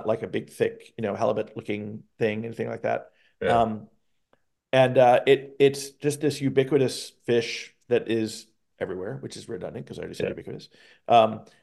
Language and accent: English; South Florida, United States; moved away; growing up in South Florida as I did